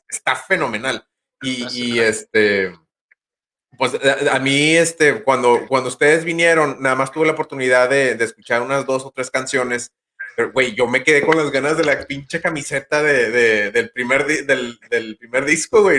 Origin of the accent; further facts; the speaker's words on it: Nuevo Laredo, Tamaulipas, Mexico; Uno de, de, Nuevo Laredo, Tamaulipas